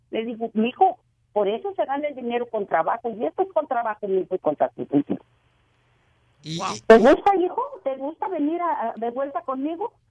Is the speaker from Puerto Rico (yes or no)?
no; La Piedad, Michoacán, Mexico; Somos de la Piedad, Michoacán.